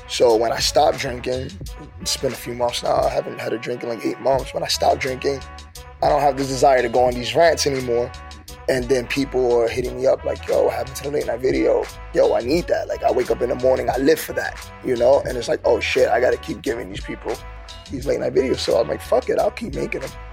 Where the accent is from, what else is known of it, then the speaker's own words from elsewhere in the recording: New York City, New York, United States; also born or lived in Brooklyn, New York; I grew up in the Bronx, New York, South Bronx